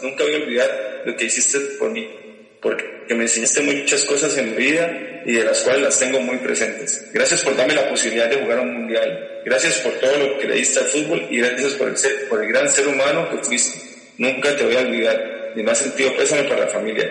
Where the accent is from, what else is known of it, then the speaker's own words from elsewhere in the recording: Costa Rica; soy de Costa Rica.